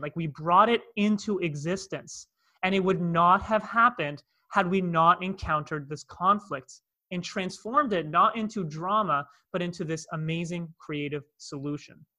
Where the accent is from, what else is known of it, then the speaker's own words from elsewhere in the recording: Toronto, Ontario, Canada; accent: North American; moved away as an adult; now in Cape Town, South Africa; you can hear by my accent, I'm from North America, I'm from Toronto, Canada